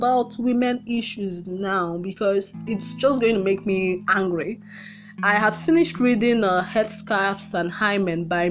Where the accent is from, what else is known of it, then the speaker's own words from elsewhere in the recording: Nigeria; Most Nigerian parents